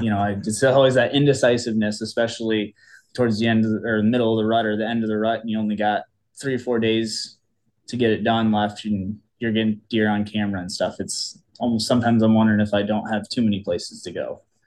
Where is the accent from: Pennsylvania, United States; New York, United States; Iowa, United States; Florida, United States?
Iowa, United States; Cedar Rapids; born and raised in Cedar Rapids, Iowa. It's the eastern half of the state